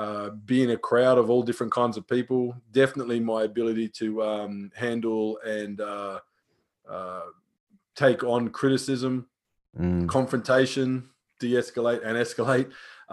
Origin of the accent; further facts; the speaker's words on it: Australia; I grew up out here in Australia with a relatively strict military dad, you know, Vietnam veteran, all the rest of it. And we grew up in regional towns